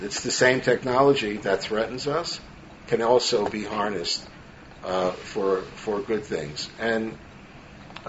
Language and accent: English; New York City, New York, United States; growing up in Brooklyn, New York